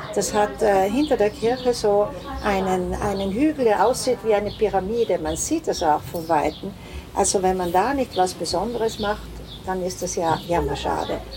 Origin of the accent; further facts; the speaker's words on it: Milan, Lombardy, Italy; moved away as an adult; also born or lived in Venice / South Tyrol; now in Tramin, Italy; Ich komme aus Mailand, meine Eltern sind Südtiroler, die nach Mailand gezogen sind nach dem Krieg